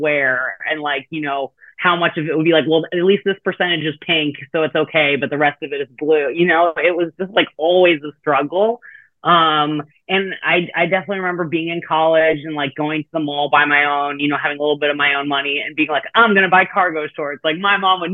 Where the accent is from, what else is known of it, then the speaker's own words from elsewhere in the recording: Connecticut, United States; moved away as an adult; also born or lived in Massachusetts / New Jersey; now in Madison, United States; I grew up in Connecticut, outside of New York City